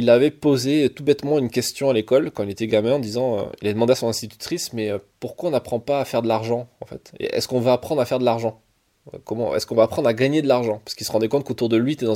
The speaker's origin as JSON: {"language": "French", "town": "Marseille", "region": "Provence-Alpes-Côte d'Azur", "country": "France", "said": "parce que moi je viens de Marseille et Paris-Marseille, euh, ça veut dire que je suis obligé d'arriver hier soir"}